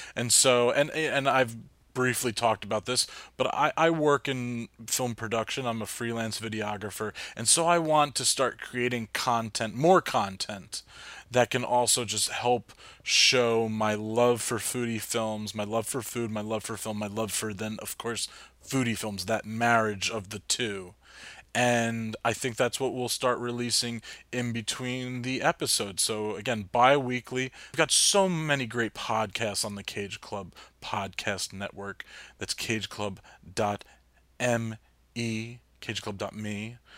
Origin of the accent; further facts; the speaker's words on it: New Jersey, United States; also born or lived in Hoboken; I'm from Jersey, lived in Hoboken for a while.